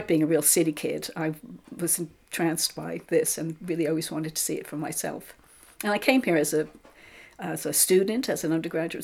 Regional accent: New York, United States; moved away as an adult; now in England; I'm from New York

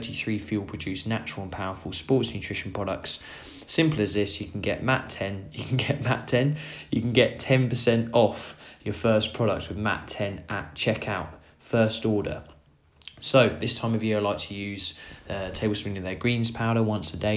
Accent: Suffolk, East of England, United Kingdom; near where I grew up in Suffolk

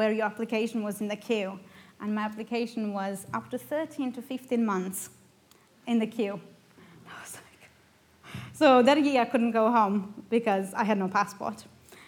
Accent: Romania; first language Romanian; English is a second language; moved away as an adult; now in United Kingdom; I'm from Romania

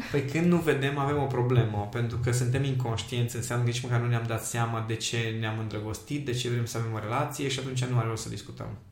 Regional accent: Miercurea Ciuc, Harghita County, Romania; am crescut în Miercurea Ciuc

